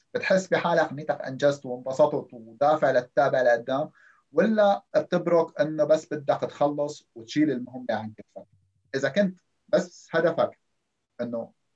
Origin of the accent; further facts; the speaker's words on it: Syria; moved away as an adult; معدلي بسوريا